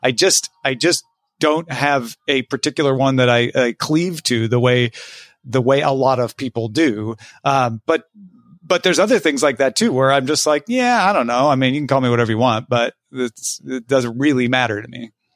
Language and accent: English; Southern Illinois, United States; also born or lived in Texas / California; now in Los Angeles, United States; I'm from Southern Illinois